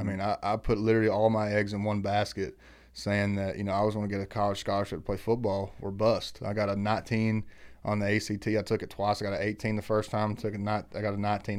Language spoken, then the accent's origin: English; Eastern Kentucky, United States; where we grew up in Eastern Kentucky